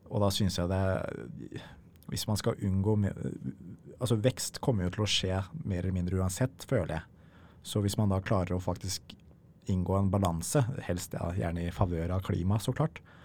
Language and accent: Norwegian; Norway; vi i Norge